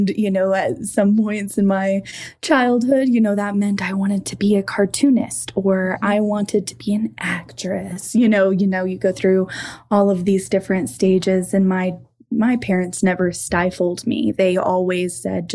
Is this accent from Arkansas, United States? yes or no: yes; Bradford, Arkansas, United States; now in Longmont, United States; I grew up in Arkansas, which is much different than my current living situation in Longmont, Colorado